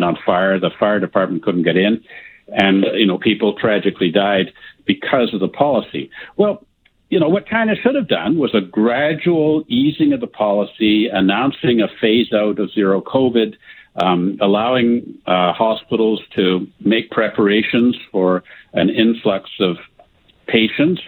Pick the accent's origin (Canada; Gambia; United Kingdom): Canada